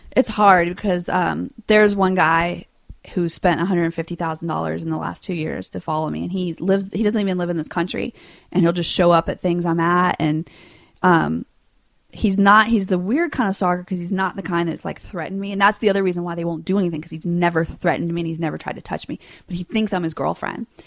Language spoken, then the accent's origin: English; Louisiana, United States; I grew up in Louisiana with no money